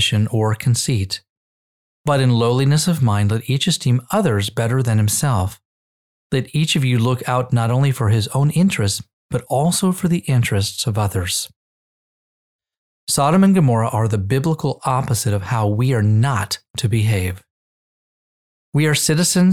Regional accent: United States

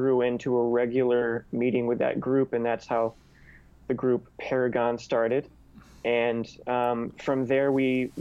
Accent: Jacksonville, Florida, United States; moved away as an adult; now in New York, United States; I'm from Jacksonville, Florida, originally

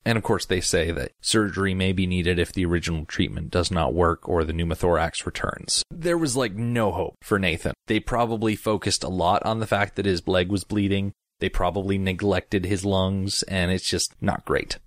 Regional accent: United States; I'm an American and I only speak one language

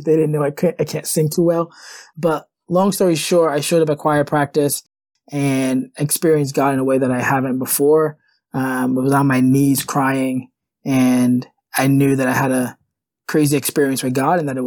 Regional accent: Providence, Rhode Island, United States; I grew up in Providence

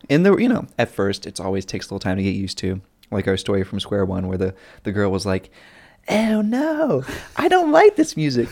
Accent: North Carolina, United States; accent: Southern; my Southern accent

